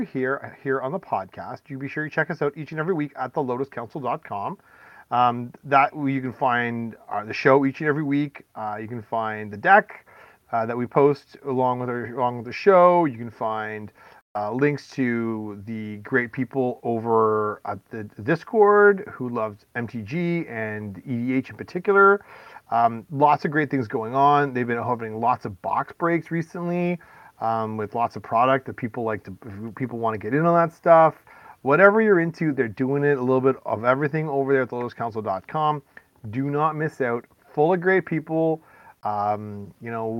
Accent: Canada; I'm from Canada

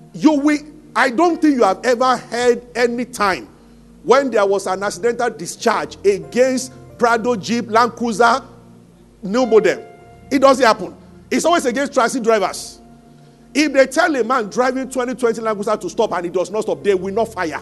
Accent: Abeokuta, Ogun State, Nigeria; also born or lived in Ibadan; I grew up in Abeokuta.

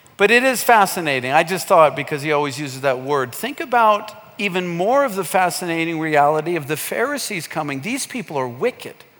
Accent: United States; moved away as an adult; now in Kenya; growing up in America

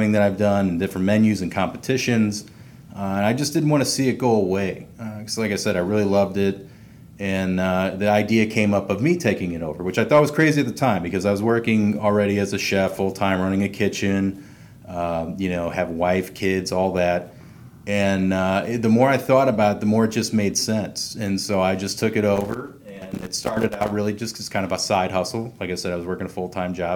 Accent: St. Louis, Missouri, United States; moved away as an adult; also born or lived in Chicago, United States; now in Atlanta, United States; bouncing back to my hometown of St. Louis

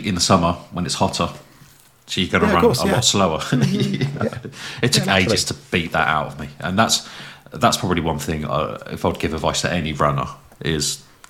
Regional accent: England, United Kingdom; I'm English.

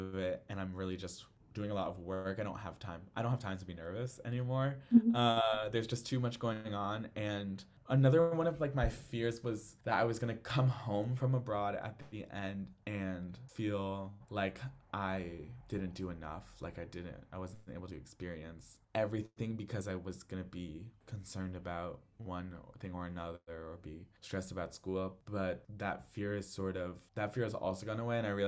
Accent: Connecticut, United States; moved away as an adult; now in London, United Kingdom; we're all from Connecticut. Like pretty much all of us are from Connecticut

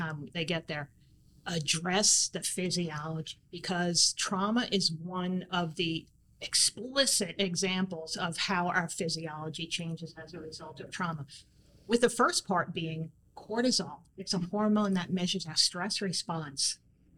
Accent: New York, United States; growing up in New York

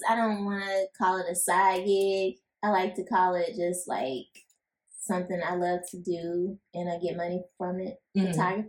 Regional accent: Moss Point, Mississippi, United States; moved away; I grew up down south.

